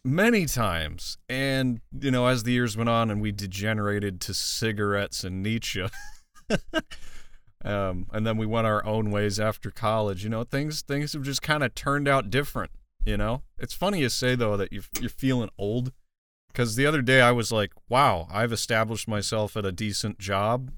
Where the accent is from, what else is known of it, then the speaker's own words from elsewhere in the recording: Midwest, United States; where I was raised in the Midwest